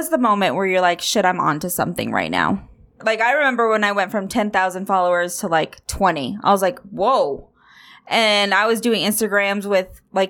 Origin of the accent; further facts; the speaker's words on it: Denver, Colorado, United States; I'm from Denver.